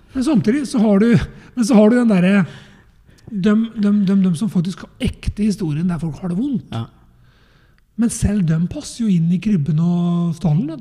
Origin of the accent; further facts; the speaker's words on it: Eastern Norway, Norway; moved away; jeg er jo fra Østlandet